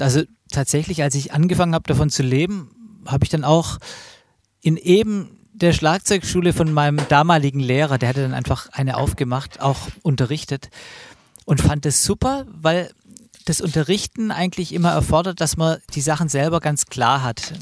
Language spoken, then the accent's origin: German; Stuttgart, Baden-Württemberg, Germany; moved away; Ich komme ja eigentlich auch aus Stuttgart oder aus der Gegend, habe da auch lang gelebt